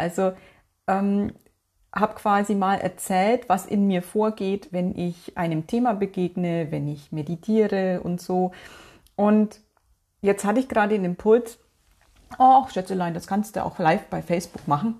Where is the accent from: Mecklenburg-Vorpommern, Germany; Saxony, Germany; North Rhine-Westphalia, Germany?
North Rhine-Westphalia, Germany; bei uns in NRW